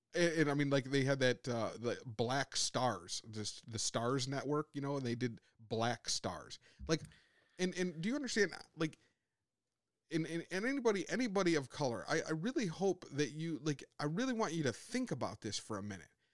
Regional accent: United States; as Americans on a whole

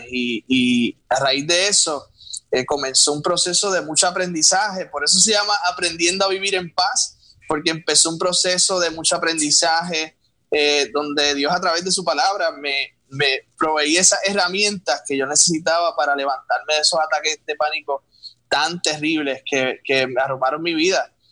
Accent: Puerto Rico; moved away as an adult; now in United States; soy un joven boricua que me mudé aquí a, los Estados Unidos hace casi ya un año con mi esposa, con mi hermano por acá

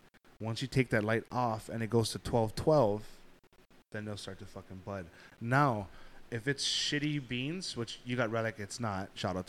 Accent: Hawaii, United States; I'm Hawaiian.

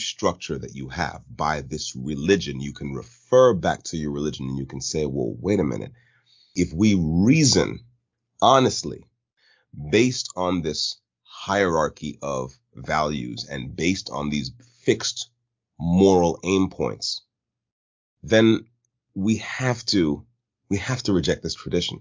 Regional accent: United States; as an American

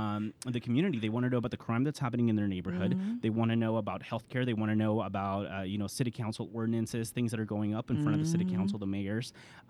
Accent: Mexico; moved away; I'm originally from Mexico.

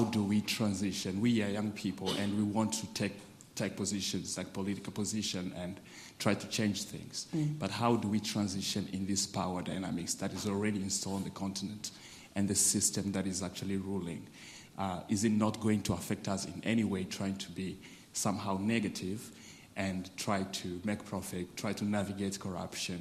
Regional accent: Goma, North Kivu, DR Congo; I'm from Congo, the Democratic Republic of Congo, to be specific. And I'm from Goma, actually, where the conflict is actually ongoing.

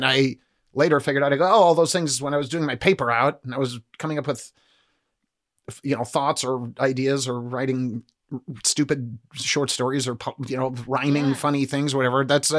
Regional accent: Nebraska, United States; moved away; I'm from Nebraska. When I grew up in Nebraska

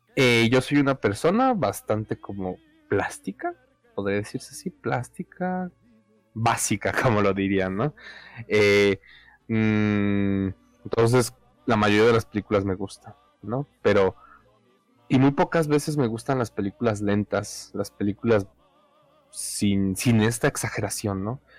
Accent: Mexico; aquí soy, ¿no? Esta es mi tierra.

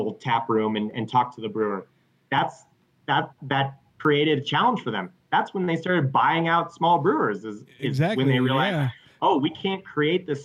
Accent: Colorado, United States; I'm from Colorado

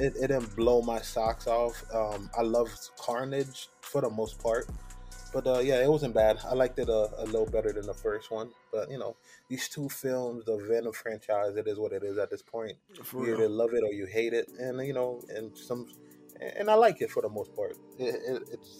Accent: New Jersey, United States; I'm from New Jersey

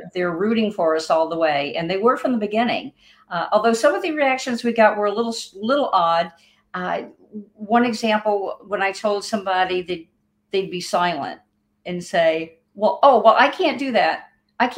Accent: Louisiana, United States; moved away; also born or lived in Rochester, New York / Philadelphia; I was born and raised in Louisiana.

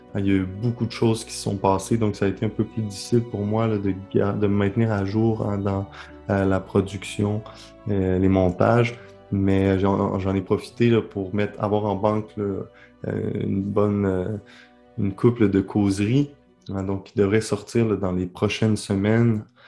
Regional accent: Quebec City, Quebec, Canada; also born or lived in Lebanon / Rome; Je suis en direct euh, de Québec, ma ville, ma ville natale

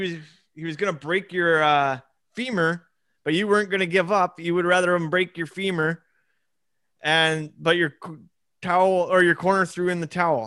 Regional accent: Scotland, United Kingdom; I'm Scottish.

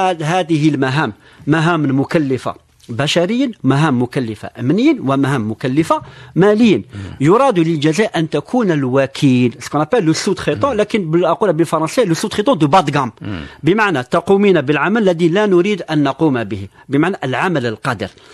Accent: Algeria; نحن كجزائريين

